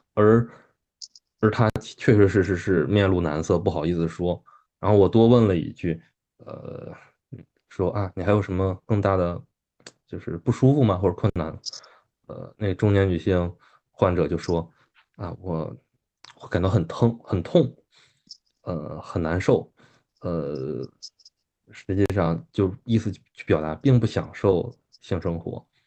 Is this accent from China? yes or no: yes; China; 我们中国人